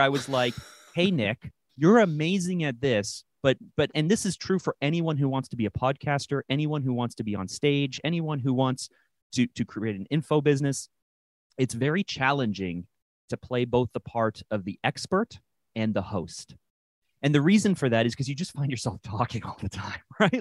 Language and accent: English; Toronto, Ontario, Canada; my hometown of Toronto, Canada